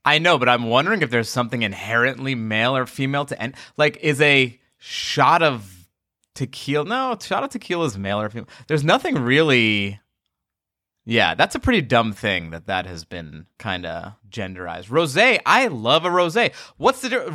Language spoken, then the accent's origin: English; Long Island, New York, United States; I grew up in Long Island